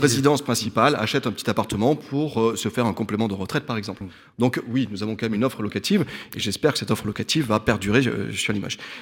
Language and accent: French; Limoges, Nouvelle-Aquitaine, France; je suis né à Limoges, j'ai fait mes études à Limoges, j'exerce à Limoges et je vis à Limoges